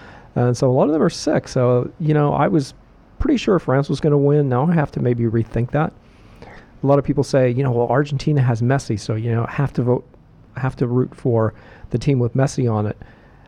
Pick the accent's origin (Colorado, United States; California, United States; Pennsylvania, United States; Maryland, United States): Pennsylvania, United States; Pittsburgh; I grew up in Pittsburgh, and in Pittsburgh, it's all about football.